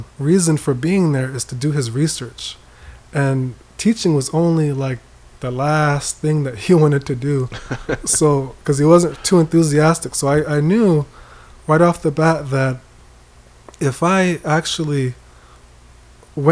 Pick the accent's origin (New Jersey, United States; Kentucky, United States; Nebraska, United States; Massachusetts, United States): New Jersey, United States; Willingboro; moved away as an adult; now in Rapid City, United States; I grew up in a town called Willingboro, New Jersey.